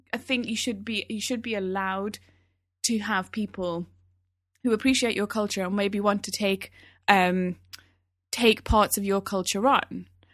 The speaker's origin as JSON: {"language": "English", "town": "Newcastle", "region": "North East England", "country": "United Kingdom", "accent": "Geordie", "said": "The way we speak, I'm from Newcastle. I might not be able to hear it so much in my accent these days, but the way I used to speak when I was at home, that was all Geordie. That was pure Geordie."}